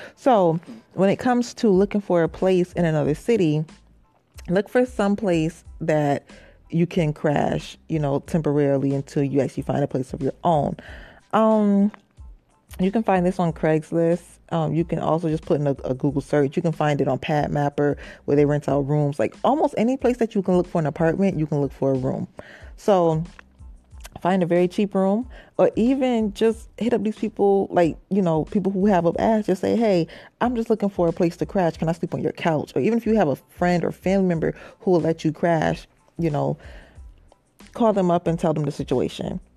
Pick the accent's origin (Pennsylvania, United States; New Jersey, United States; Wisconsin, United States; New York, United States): New York, United States; Rochester; moved away as an adult; now in New York City, United States; I'm from Rochester, New York, and I, um, recently moved. I've been down here a year. I moved to New York City